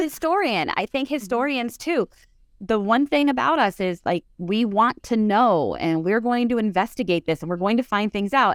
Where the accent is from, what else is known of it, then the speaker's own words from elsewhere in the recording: Dunmore, Pennsylvania, United States; Dunmore is my hometown